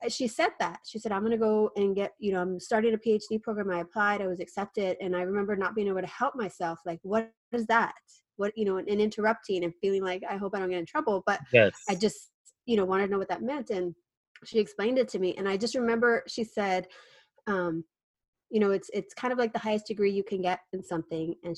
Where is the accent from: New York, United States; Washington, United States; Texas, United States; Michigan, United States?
Texas, United States; Cotulla; moved away as an adult; also born or lived in Utah; now in San Antonio, United States; I was born and raised in Cotulla, Texas, which is 90 miles south of San Antonio